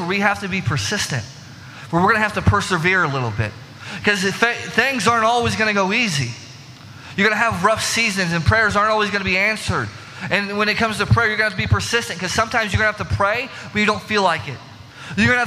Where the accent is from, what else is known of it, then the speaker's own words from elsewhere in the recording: Illinois, United States; growing up in Illinois